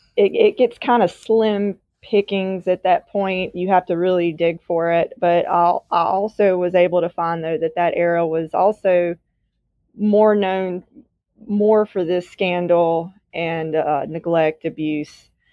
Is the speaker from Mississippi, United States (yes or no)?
yes; Natchez, Mississippi, United States; I was born and raised in Mississippi, where I currently still am